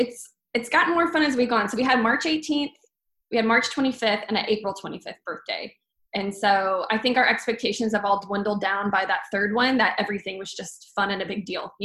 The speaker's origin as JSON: {"language": "English", "region": "Texas", "country": "United States", "tie": "born or raised there", "said": "My husband and I are both native, born and raised in Texas, which I hear is like less common as you go on these days. Everyone's so shocked to hear that we were born and raised here. But we're both from Texas, still live here"}